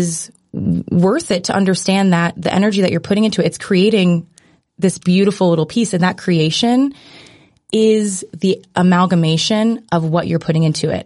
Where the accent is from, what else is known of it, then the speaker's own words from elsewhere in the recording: United States; growing up in America